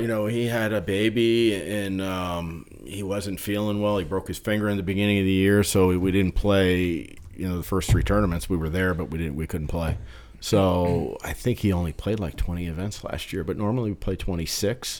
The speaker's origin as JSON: {"language": "English", "region": "New Jersey", "country": "United States", "tie": "born or raised there", "said": "growing up in New Jersey, it was, like, right across the the bridge."}